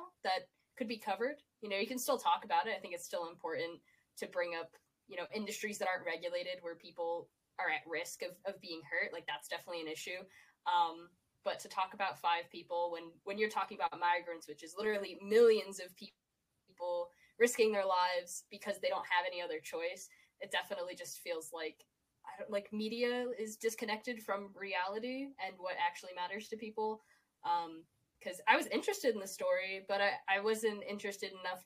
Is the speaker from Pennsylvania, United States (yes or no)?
yes; Scranton, Pennsylvania, United States; I'm from Scranton, Pennsylvania